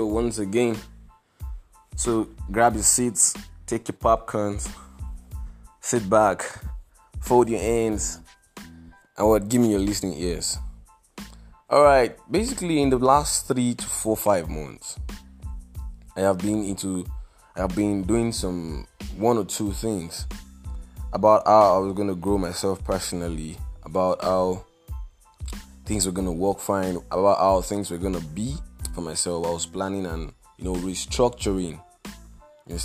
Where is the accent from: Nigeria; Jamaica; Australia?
Nigeria; I am a Nigerian